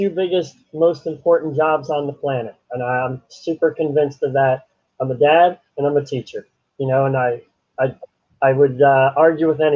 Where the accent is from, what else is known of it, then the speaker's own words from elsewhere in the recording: Toms River, New Jersey, United States; It's where I grew up